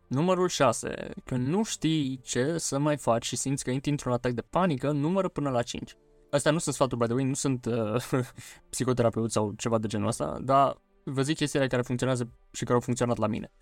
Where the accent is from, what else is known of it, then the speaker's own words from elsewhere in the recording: Romania; noi, ca români